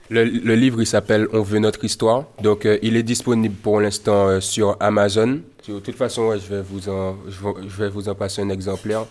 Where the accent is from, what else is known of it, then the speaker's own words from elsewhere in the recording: Martinique; je suis un jeune artiste martiniquais